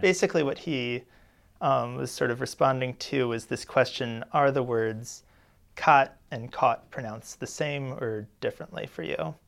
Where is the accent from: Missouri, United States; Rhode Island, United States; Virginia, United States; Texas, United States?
Missouri, United States; St. Louis; I'm from Saint Louis